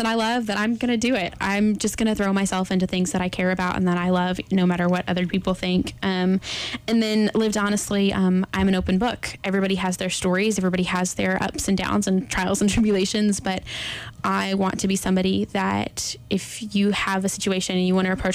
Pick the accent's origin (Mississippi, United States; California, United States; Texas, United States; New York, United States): Texas, United States; moved away; I'm from Texas originally, and it is flat there.